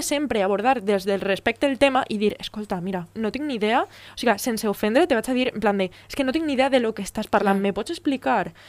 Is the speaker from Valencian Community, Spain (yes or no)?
yes; Navarrés, Valencian Community, Spain; soy de Navarrés